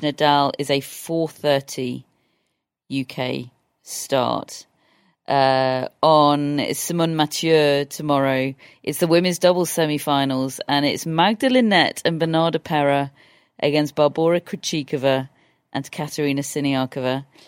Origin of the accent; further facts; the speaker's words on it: England, United Kingdom; we're English